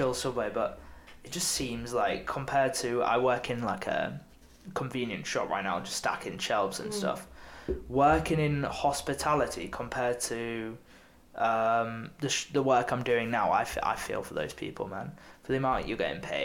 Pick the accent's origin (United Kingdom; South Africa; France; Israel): United Kingdom; Beverley, Yorkshire and the Humber; moved away; also born or lived in Salford; I went back to my hometown. Went to see my family and a couple birthdays back there